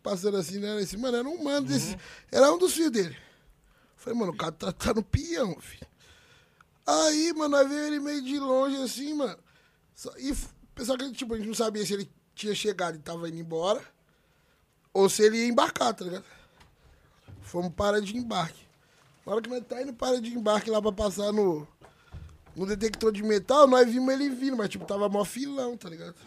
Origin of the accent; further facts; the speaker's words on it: Juiz de Fora, Minas Gerais, Brazil; moved away; also born or lived in Jundiaí; Eu sou de Juiz de Fora, que é uma quebrada que o funk do Rio de Janeiro teve muita relevância